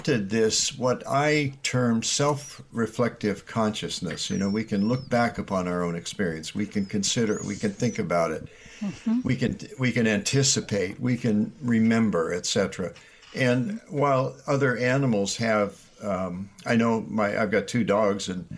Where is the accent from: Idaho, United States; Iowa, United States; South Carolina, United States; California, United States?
Iowa, United States; I grew up in Iowa